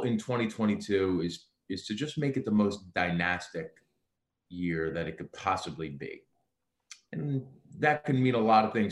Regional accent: United States; being American born

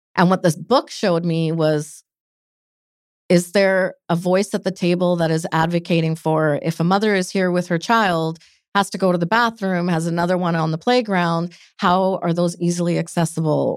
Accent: Delta, British Columbia, Canada; also born or lived in Calgary; I'm born and raised in Vancouver, North Delta.

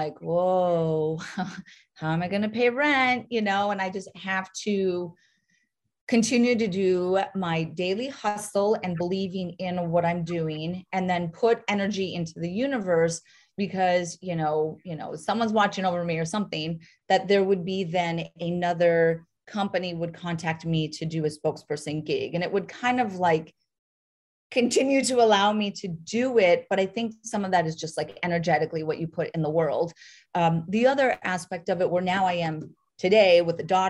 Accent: North Dakota, United States; moved away; also born or lived in New York City; I grew up in North Dakota, town of 300 people

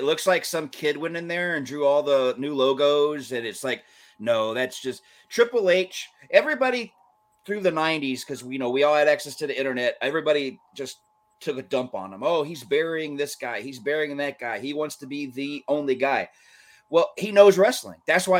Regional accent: Georgia, United States; WWE, when I grew up in Georgia, so I was more of a Southern wrestling fan.

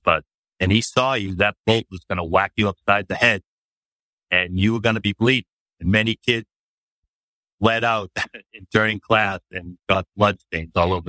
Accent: Boston, Massachusetts, United States; I grew up in Boston by an Irish family, Catholic, went to the Catholic elementary schools

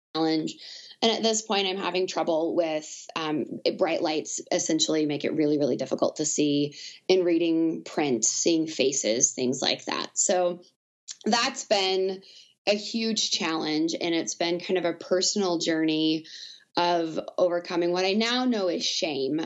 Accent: Southwest Arkansas, United States; moved away as an adult; also born or lived in Lincoln, Nebraska / Omaha, Nebraska; I grew up in uh, Southwest Arkansas on the border of Texas

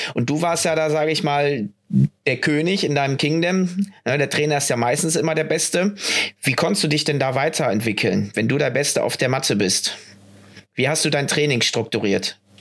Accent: Düsseldorf, North Rhine-Westphalia, Germany; Düsseldorf, wo ich herkomme

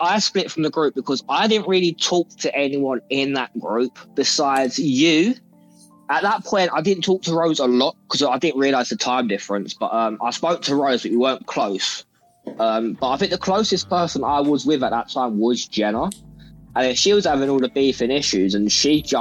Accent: England, United Kingdom; we're from England

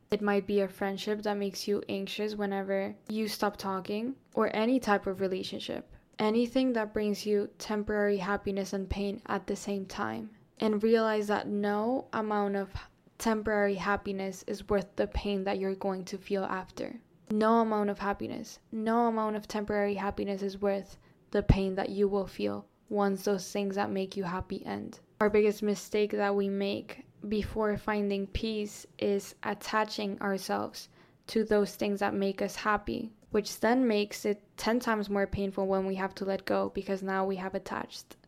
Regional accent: Colombia; now in Florida, United States; I grew up in Colombia. I lived in Colombia, like, almost my whole life.

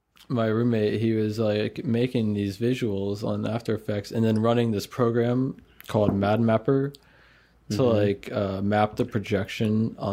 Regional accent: Maryland, United States; moved away as an adult; also born or lived in South Carolina / Colorado; now in Florida, United States; when I was like 3 or so, we moved from Colorado to Maryland. Lived in Maryland the rest of my life until I was like 19, basically.

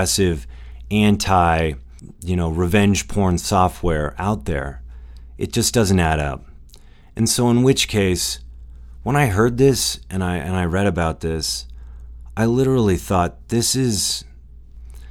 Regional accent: United States; as an American

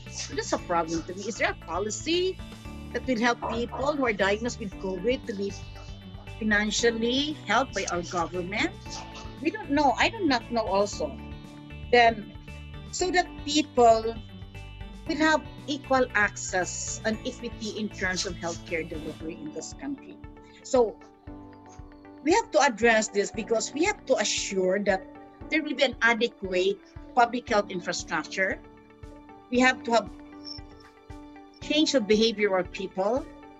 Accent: Philippines; So this is an issue that we're facing as a Filipino. That is a one in our country actually

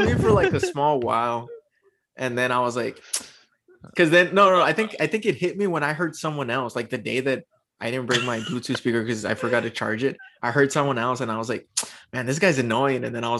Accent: Laredo, Texas, United States; moved away; I moved out of Laredo.

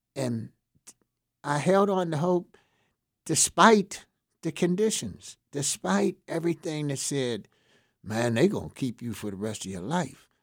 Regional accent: Pittsburgh, Pennsylvania, United States; I was from Homewood. I was an inner city guy. I knew a lot of people there. Most of the guys I knew up, grew up with in Homewood

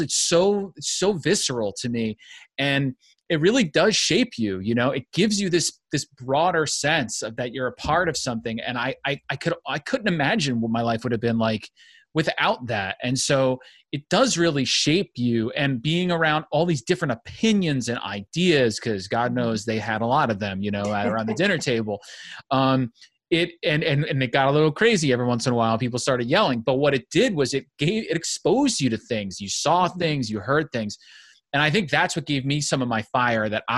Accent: United States; as an Italian, but I grew growing up in the United States

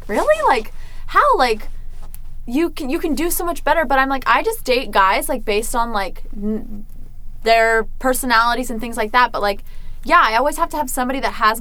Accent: Virginia, United States; I'm from Virginia.

